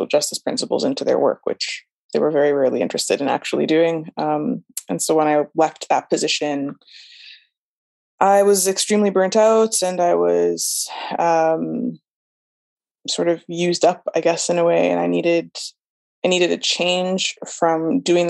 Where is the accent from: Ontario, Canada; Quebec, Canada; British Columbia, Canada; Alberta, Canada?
Alberta, Canada; Calgary; moved away as an adult; also born or lived in Saskatchewan / United States; now in Norway; I was born and raised in Treaty 7 territory in Turtle Islands, or Calgary. I was born in Calgary, Alberta, Canada, and raised in Alberta, and some in Saskatchewan